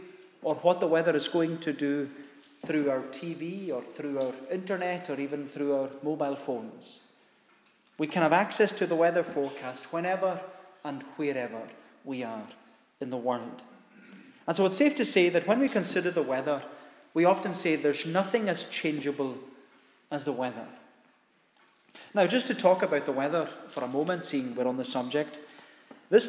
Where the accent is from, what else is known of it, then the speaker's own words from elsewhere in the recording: United Kingdom; As British people living in the United Kingdom